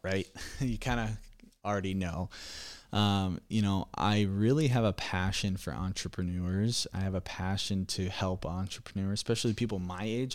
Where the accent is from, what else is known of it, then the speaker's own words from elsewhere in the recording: Iowa, United States; I'm a Midwesterner. I live in Iowa my whole life.